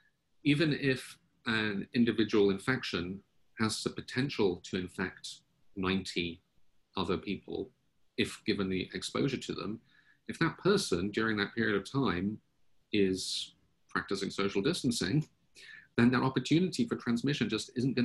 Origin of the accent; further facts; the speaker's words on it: United Kingdom; now in United States; I also do not have an American accent. I'm originally British. But I now pronounce my T's like D's, so I say British.